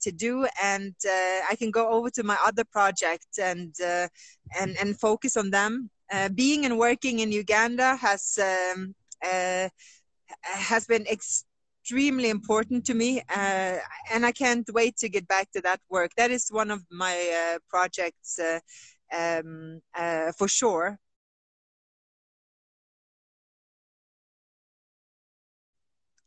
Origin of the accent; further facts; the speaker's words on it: Oslo, Norway; also born or lived in Colombia; I grew up in Oslo, Norway, having everything I needed